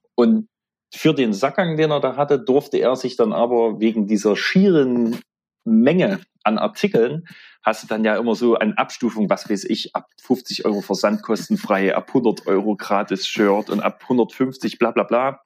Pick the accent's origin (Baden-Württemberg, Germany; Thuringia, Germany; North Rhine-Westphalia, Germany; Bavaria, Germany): Thuringia, Germany; East; accent: Zoni; Ostthüringen, Südostthüringen